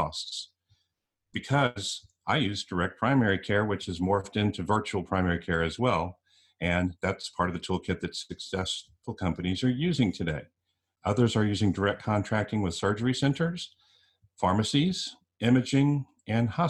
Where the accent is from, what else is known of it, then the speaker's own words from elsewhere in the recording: San Antonio, Texas, United States; San Antonio, Texas, my hometown